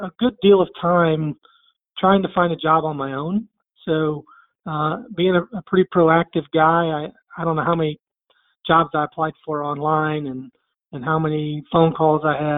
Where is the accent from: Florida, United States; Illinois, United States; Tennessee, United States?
Tennessee, United States; I'm from Tennessee.